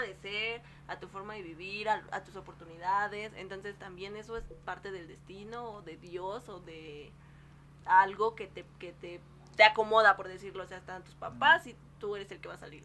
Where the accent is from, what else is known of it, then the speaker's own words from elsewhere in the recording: Mexico; hablando como mexicana